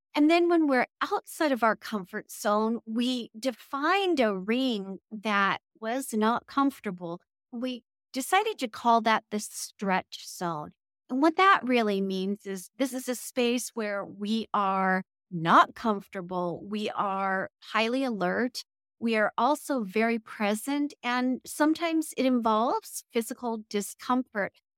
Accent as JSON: {"language": "English", "region": "California", "country": "United States", "said": "I'm originally from California"}